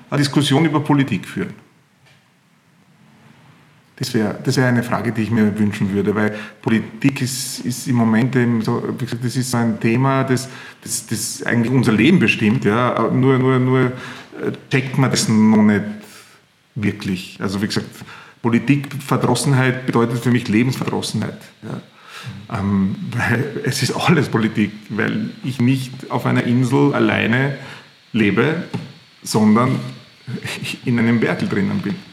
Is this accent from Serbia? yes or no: yes; Leskovac, Central Serbia, Serbia; ich komme aus Zentralserbien unten, Leskovac, Skrdelica, direkt auf der Autobahn nach Griechenland. Also alle, die, die, mit dem Auto nach Griechenland fahren, damit kennen unser Dorf.